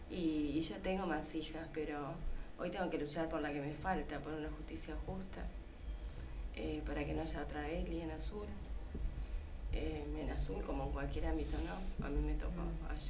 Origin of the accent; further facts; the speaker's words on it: Rawson, Chubut, Argentina; me crié en Rawson prácticamente